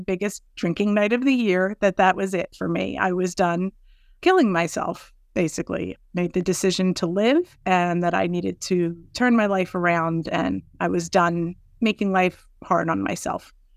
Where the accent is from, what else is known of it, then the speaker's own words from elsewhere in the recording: Southern New Jersey, United States; I'm from Southern New Jersey.